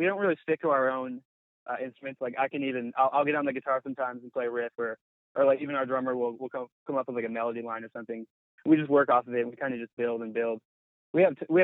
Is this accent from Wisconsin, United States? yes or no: no; upstate New York, United States; now in Los Angeles, United States; I'm actually from the East Coast. I grew up in upstate New York